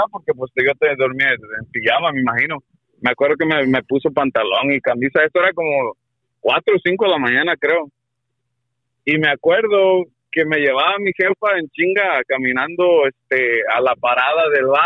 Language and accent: Spanish; Guerrero, Mexico; moved away; esto pasó allá en Guerrero, soy yo de Guerrero